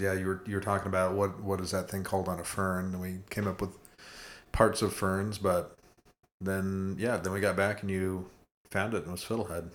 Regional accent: Colorado, United States; when I was a kid, growing up in Colorado

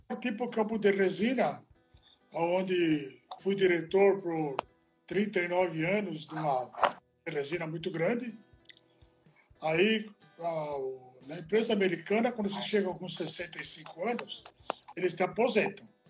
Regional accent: Italy; now in Brazil; eu sou italiano, né? Não sou brasileiro. Eu nasci na Itália

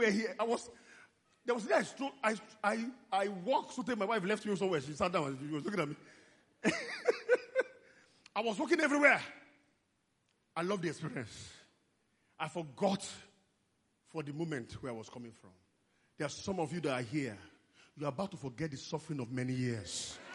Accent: Nigeria; So as Nigerian believers, most Nigerian believers, we walk separately from our relationship with God.

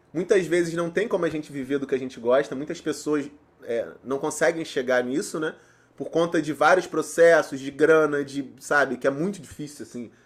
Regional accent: Nilópolis, Rio de Janeiro, Brazil; eu sou nascido e criado em Nilópolis

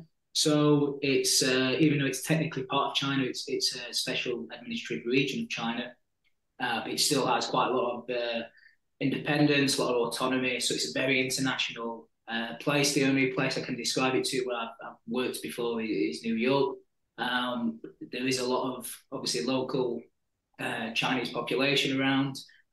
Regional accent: Sheffield, Yorkshire and the Humber, United Kingdom; accent: Yorkshire; moved away as an adult; now in Hong Kong; Sheffield, England. Over in Yorkshire, so you might be able to tell with the little bit of the Yorkshire accent I've got left.

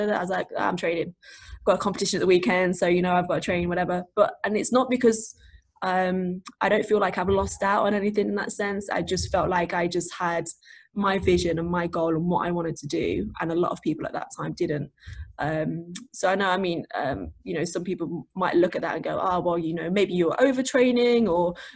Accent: Nottingham, East Midlands, United Kingdom; now in Mansfield, United Kingdom; Where I grew up in Nottingham, Nottingham's very much multicultural and very diverse.

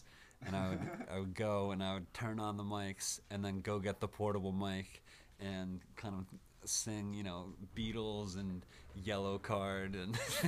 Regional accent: Branford, Connecticut, United States; moved away; I grew up in Connecticut.

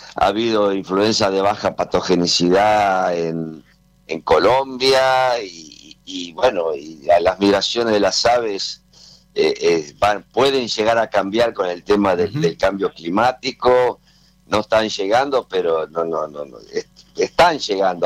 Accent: Argentina; somos argentinos

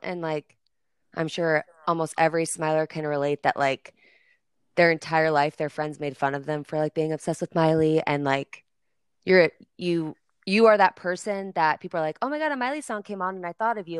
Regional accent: Nebraska, United States; I'm from Nebraska.

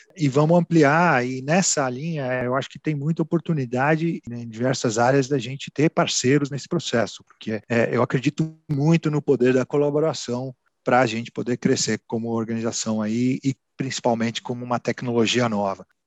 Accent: São Paulo, Brazil; moved away as an adult; also born or lived in Piracicaba; now in Bragança Paulista, Brazil; Eu sou de São Paulo, sou paulistano

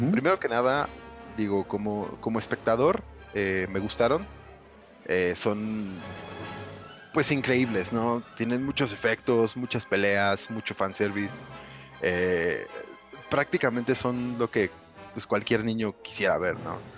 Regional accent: Cuautitlán Izcalli, State of Mexico, Mexico; yo tenía como 15 años más o menos cuando nos conocimos. Oriundos de, de Iscali.

